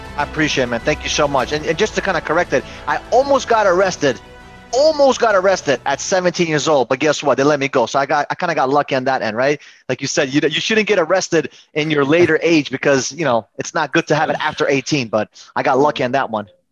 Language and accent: English; New York City, New York, United States; also born or lived in Uzbekistan; my parents came to New York City, and we grew up in Queens.